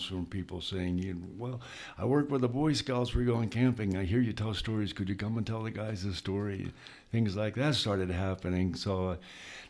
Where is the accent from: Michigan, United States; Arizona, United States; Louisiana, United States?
Arizona, United States; Benson; moved away as an adult; also born or lived in Pennsylvania / Tucson, Arizona; now in New Mexico, United States; I was born in Pennsylvania. But then I moved out to a small town in Arizona when I was a kid, a little town called Benson, Arizona. And that's where I finished growing up, was in Arizona